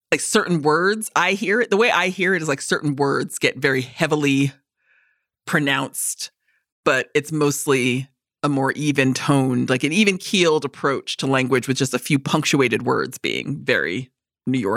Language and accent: English; New York, United States; accent: New Yorker; All right, so you already know my my, my New Yorker accent is kind of like you know again like you're gonna have some pizza, you're gonna go down.